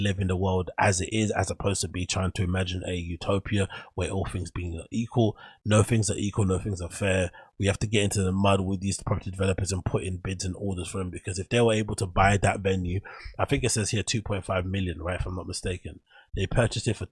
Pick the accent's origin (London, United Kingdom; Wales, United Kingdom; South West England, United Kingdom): London, United Kingdom; the area that I grew up in Canning Town